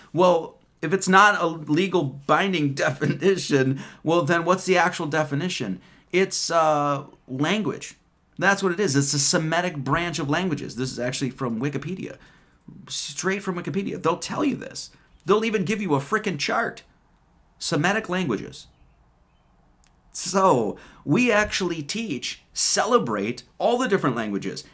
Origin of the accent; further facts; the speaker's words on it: Wisconsin, United States; I'm an Irish American. I was born in Wisconsin